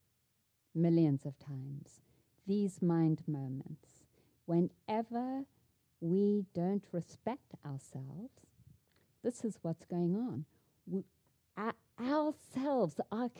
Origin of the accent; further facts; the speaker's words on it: South Africa; moved away; I grew up in South Africa